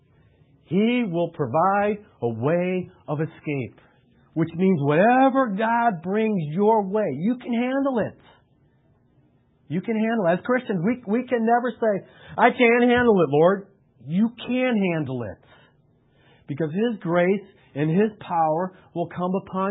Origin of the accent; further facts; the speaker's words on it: United States; I'm an American